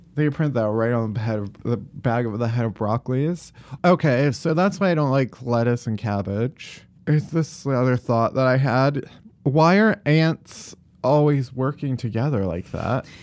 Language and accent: English; outside of Chicago, Illinois, United States; I'm a full Yankee. I'm, I grew up outside of Chicago, so it's p-, pretty, pretty far north, actually